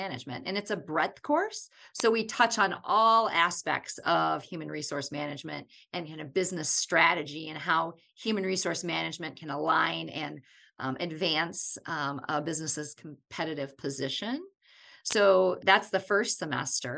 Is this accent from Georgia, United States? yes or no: no; Wisconsin, United States; I'm from Wisconsin, and I was a student at the University